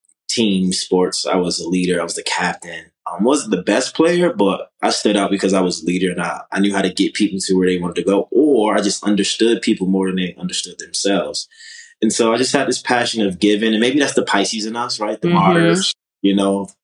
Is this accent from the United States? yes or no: yes; Baltimore, Maryland, United States; moved away as an adult; now in Los Angeles, United States; I'm originally from Baltimore, Maryland. Came to LA at 22, so 13 years ago